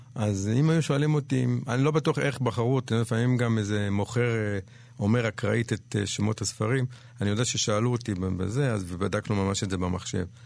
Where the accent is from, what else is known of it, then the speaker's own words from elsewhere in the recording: Jerusalem, Jerusalem District, Israel; also born or lived in Panama / New York; נולדתי בנחלאות בירושלים